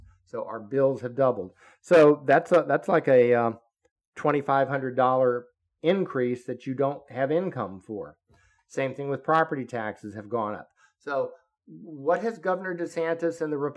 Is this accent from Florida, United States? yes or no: yes; Florida, United States; I grew up in Florida. I'm a Florida boy.